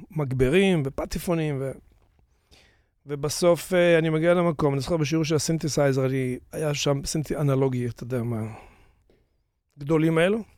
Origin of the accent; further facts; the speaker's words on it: Tiberias, Northern District, Israel; moved away as an adult; also born or lived in New York, United States; זה היה בטבריה, אני נולדתי מטבריה